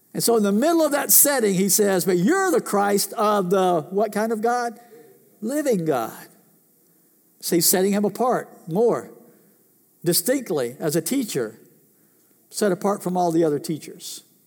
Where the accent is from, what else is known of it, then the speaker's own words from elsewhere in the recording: United States; I was born in this country, raised in this country, lived in this country